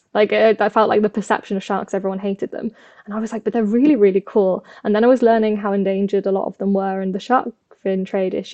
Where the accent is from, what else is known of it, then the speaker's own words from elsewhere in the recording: the Midlands, England, United Kingdom; I grew up in the Midlands in England